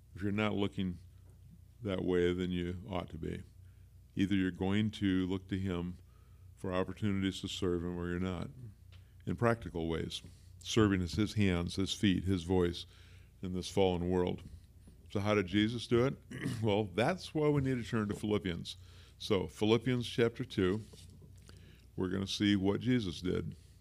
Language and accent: English; Pacific Northwest, United States; also born or lived in Bryan, Texas; I've lived in the Pacific Northwest for the whole rest of my life